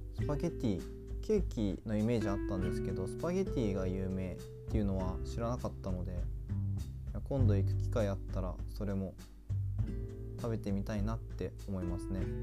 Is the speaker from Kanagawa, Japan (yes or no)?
no; Aichi, Japan; moved away; 自分が住んでた愛知県、ま小学校の時は愛知県にいたので